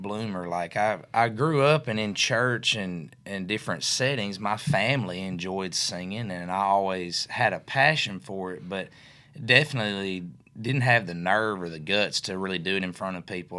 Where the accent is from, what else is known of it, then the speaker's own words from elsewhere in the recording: Mercer, Tennessee, United States; I grew up in West Tennessee, obviously, over in a small town called Mercer, Tennessee